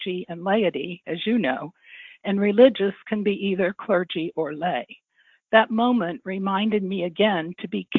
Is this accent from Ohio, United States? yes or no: yes; Cincinnati, Ohio, United States; also born or lived in Toledo, Ohio / Ottawa, Canada; I was born in the Archdiocese of Cincinnati and did my initial teaching here